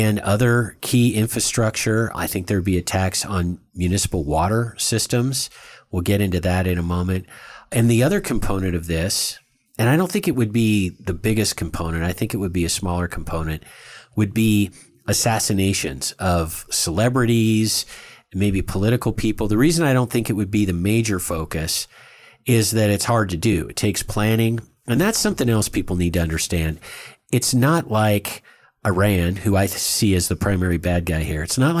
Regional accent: India; I'm Indian.

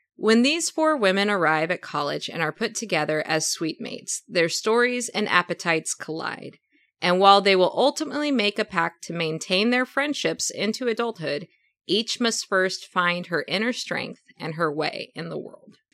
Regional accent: Oklahoma, United States; growing up in Oklahoma, lots of space around my house

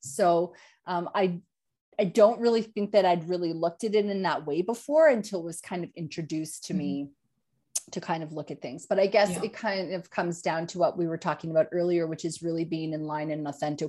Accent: Yukon, Canada; now in Australia; I grew up in Northern Canada in the Yukon Territory and a lot of First Nation influence, obviously, when I grew up.

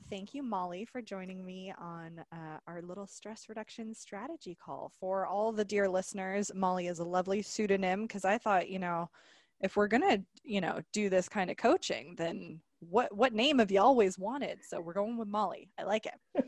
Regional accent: Alberta, Canada; now in British Columbia, Canada; I'm originally from Alberta

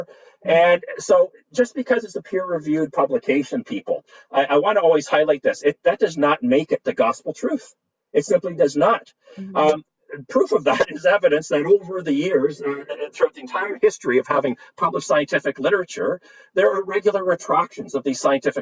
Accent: Canada; As a Canadian scientist

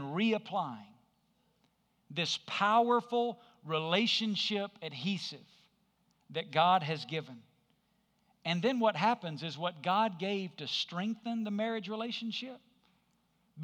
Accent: Alabama, United States; I grew up in Alabama.

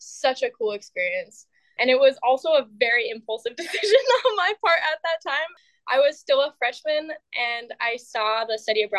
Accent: Colville, Washington, United States; I think I grew up in a pretty small town. I grew up in Colville.

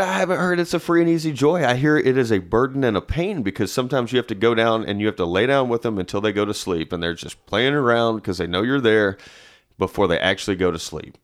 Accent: Nashville, Tennessee, United States; also born or lived in Madison, Tennessee; I'm from Nashville. Uh, I currently live in Madison, which some would not consider Nashville.

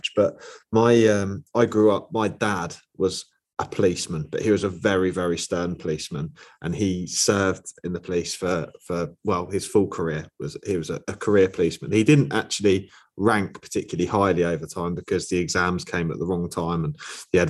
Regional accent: Over, East of England, United Kingdom; now in Peterborough, United Kingdom; I grew up in a little village called Over, which is just outside St Ives, but on the way to Cambridge.

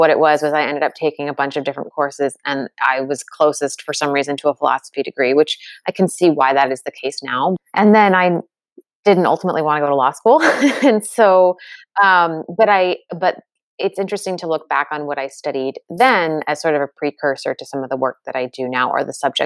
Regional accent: United States; I grew up in the States

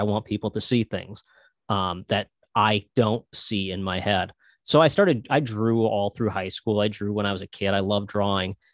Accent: Minnesota, United States; I'm from Minnesota

